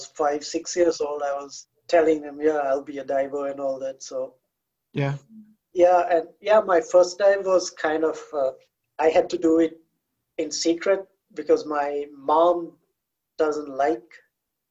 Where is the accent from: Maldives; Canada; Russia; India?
Maldives; moved away as an adult; now in Switzerland; I'm from the Maldives, but now I'm living in Switzerland